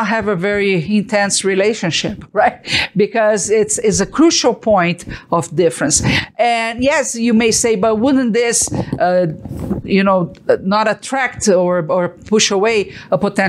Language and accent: English; Brazil; moved away as an adult; now in Utah, United States; I came from Brazil